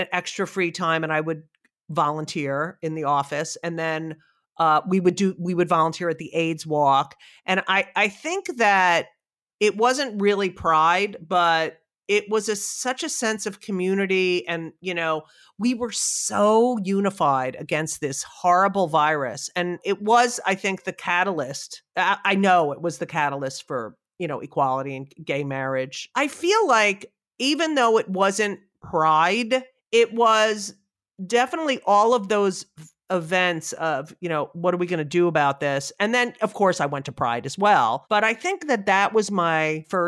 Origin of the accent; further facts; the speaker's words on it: New Jersey, United States; moved away; I grew up in Jersey